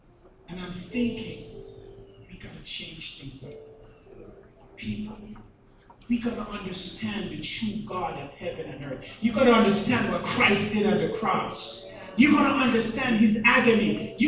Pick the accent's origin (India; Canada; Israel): Canada; Now, as a Canadian, I could come and visit and so forth